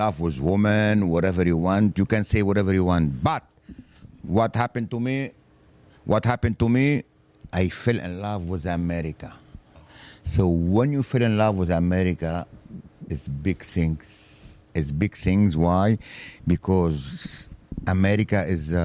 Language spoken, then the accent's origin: English; France; English is a second language; moved away as an adult; now in Philadelphia, United States; I came from France